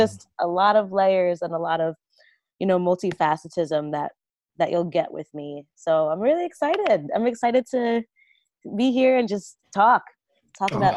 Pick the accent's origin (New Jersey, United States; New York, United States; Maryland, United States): New Jersey, United States; Jersey Shore; I grew up on the Jersey Shore